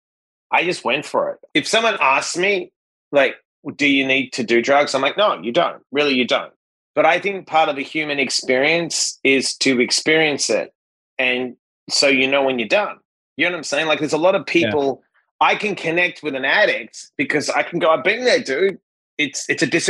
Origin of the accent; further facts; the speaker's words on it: Perth, Western Australia, Australia; moved away as an adult; now in United States; I'm a kid from Perth, Western Australia. I won a green card in the lottery to get here.